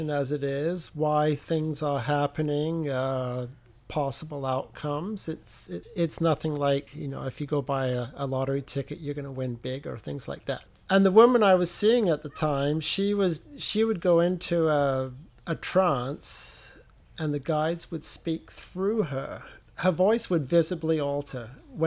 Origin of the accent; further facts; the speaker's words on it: England, United Kingdom; moved away; I am from England